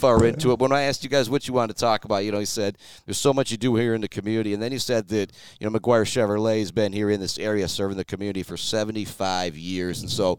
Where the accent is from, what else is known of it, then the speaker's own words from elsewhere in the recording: Shepherd, Michigan, United States; I'm from Shepherd